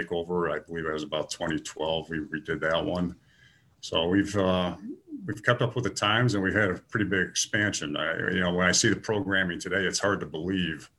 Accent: Niles, Illinois, United States; I grew up in Niles

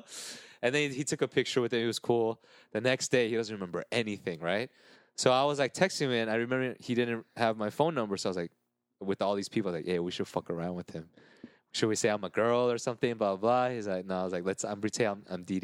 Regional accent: Diamond Bar, California, United States; I grew up in Diamond Bar

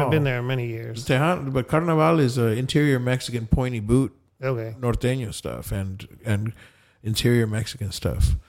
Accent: Colombia; first language Spanish; English is a second language; now in United States; here I'm Colombian as fuck, and you know, um, and uh, in English, I'm all of you combined because my first language is Spanish.

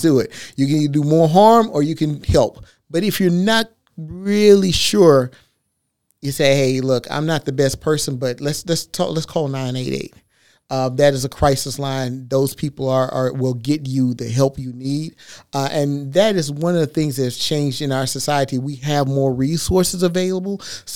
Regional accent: Texas, United States; I'm from Texas

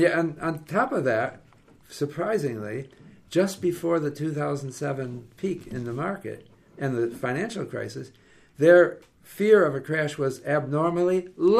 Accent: Canada; Look, we're Canadian, but we don't do this in Vancouver.

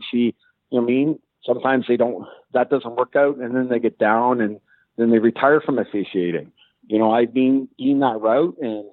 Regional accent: Kitchener, Ontario, Canada; my hometown in Kitchener

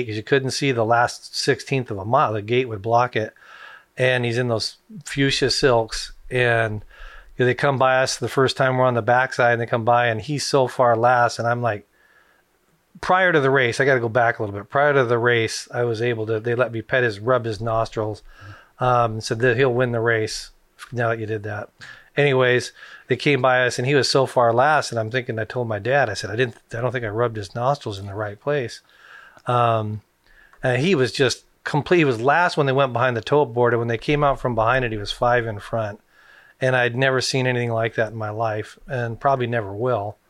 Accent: Renton, Washington, United States; grew up at Long Acres

